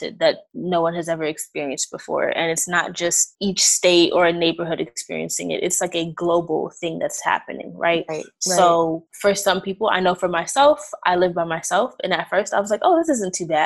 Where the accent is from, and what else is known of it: New York City, New York, United States; now in Maryland, United States